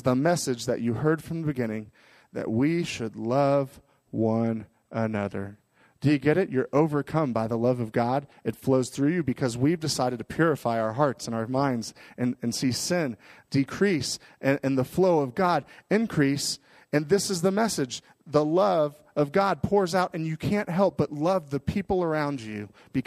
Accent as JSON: {"language": "English", "town": "Miami", "region": "Florida", "country": "United States", "tie": "born or raised there", "moved": "yes", "said": "where I grew up in Miami, Florida"}